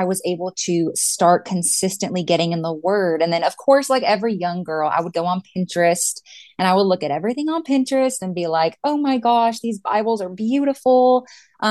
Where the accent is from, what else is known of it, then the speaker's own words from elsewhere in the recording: San Antonio, Texas, United States; I have been born and raised in San Antonio, Texas. I've lived here my whole life